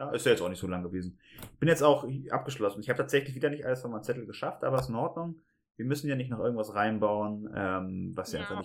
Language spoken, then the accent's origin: German; Lower Saxony, Germany; Niedersachsen, du hast recht. noch als, ja. als sag ich ja, mal, ja. Ostniedersachse, äh, beinahe.